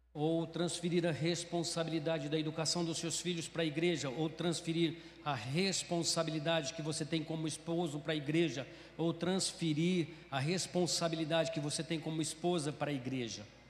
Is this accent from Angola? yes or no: no; Brazil; moved away as an adult; now in Ceará, Brazil; eu sou do Mato Grosso, Mato Grosso do Sul